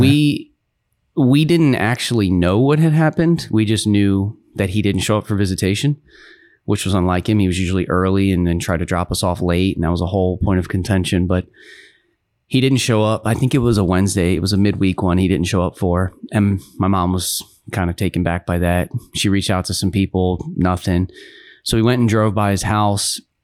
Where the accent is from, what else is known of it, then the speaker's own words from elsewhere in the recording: Baltimore, Maryland, United States; I was born in Baltimore, Maryland